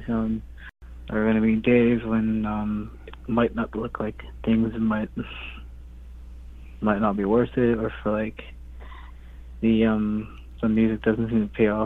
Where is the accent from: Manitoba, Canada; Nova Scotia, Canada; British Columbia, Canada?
Manitoba, Canada; Garden Hill First Nation; growing up in Garden Hill First Nation, growing up as a kid.